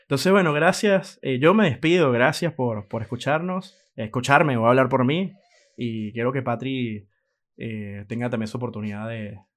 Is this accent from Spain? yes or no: no; Venezuela; di clases en la universidad en Venezuela, soy venezolano, eh, di clase en la Universidad José María Vargas en Venezuela